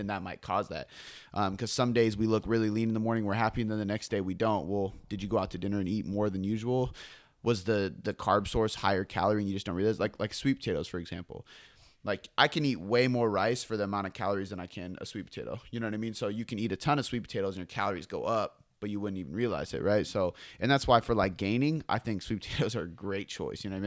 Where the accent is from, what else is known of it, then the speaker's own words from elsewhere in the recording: Seattle, Washington, United States; I'm from Seattle